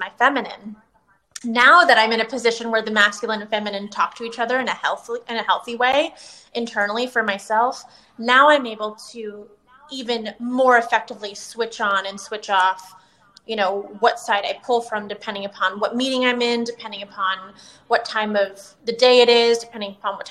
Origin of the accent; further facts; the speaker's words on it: right outside of San Francisco, Northern California, United States; moved away as an adult; also born or lived in Los Angeles, California; now in Tampa, United States; I was born and raised in Northern California, right outside of San Francisco, and moved to LA for college and stayed there for 14 years